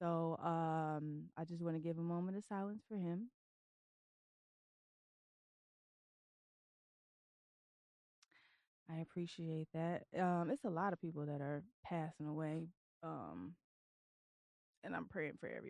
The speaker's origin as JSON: {"language": "English", "region": "Tennessee", "country": "United States", "tie": "born or raised there", "also_born_or_lived": "Detroit, Michigan", "moved": "yes", "lives_now": "Virginia Beach, United States", "said": "I'm originally from Detroit. And I was raised in Tennessee"}